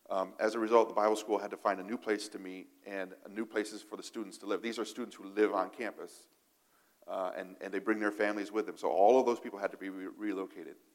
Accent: Niger; I, I, can't speak for other countries because I grew up in Africa, but in, in Niger, uh, this, the state language is French, right?

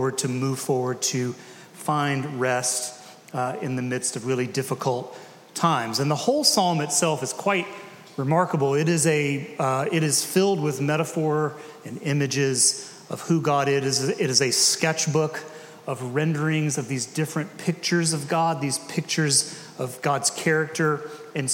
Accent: Decatur, United States; I grew up in Decatur

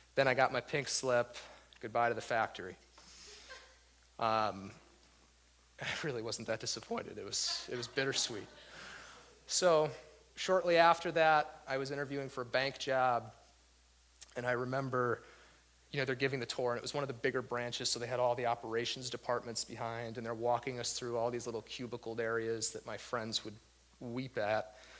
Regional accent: Waterbury, Connecticut, United States; moved away as an adult; I was born and raised in Waterbury uh, pretty much my whole life up until just a few years ago.

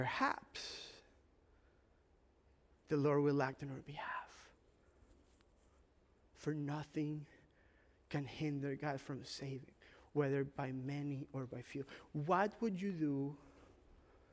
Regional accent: Ecuador; moved away; it's part of like an immigrant experience. I'm from Ecuador

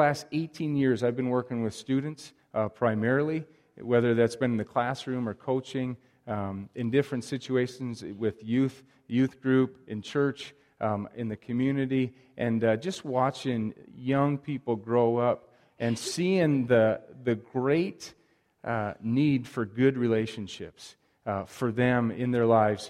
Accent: Wisconsin, United States; now in Libby, United States; Growing up in Wisconsin, going to church in a solid Christian home

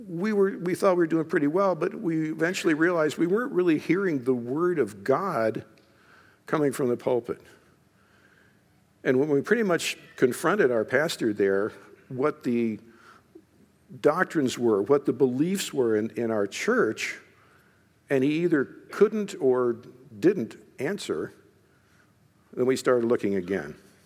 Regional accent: Eaton, United States; I was born and raised here in Eaton. Actually, I grew up in a little, not a little, in a farmhouse just across the street over here for where my brother still lives and farms over there.

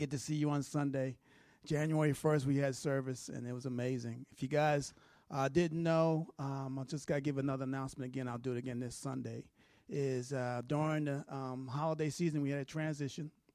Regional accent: New York, United States; moved away; I'm a New Yorker

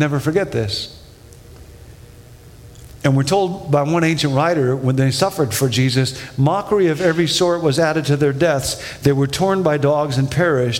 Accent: Rockford, Illinois, United States; When I was a kid, I grew up in Rockford, Illinois

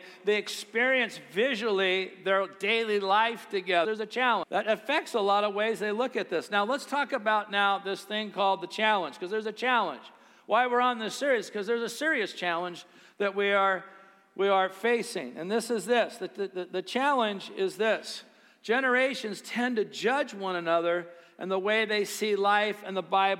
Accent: United States

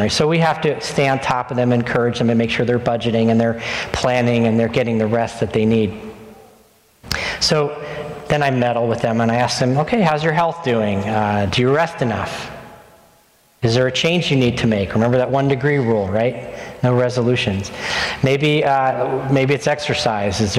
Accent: New Jersey, United States; also born or lived in Indonesia; We went almost five years without real pizza, and I'm from North Jersey.

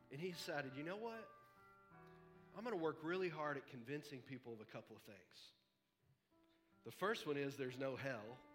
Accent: Texas, United States; we're all going to be frozen to death in the house because we're from Texas and there's a foot of snow

